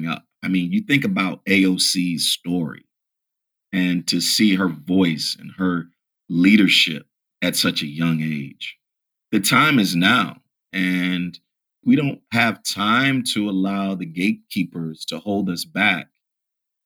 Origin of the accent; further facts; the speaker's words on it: Virginia, United States; I'm from Virginia